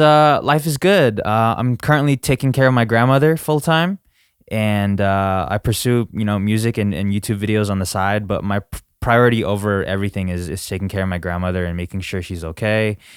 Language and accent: English; United States; as an American, we only learn English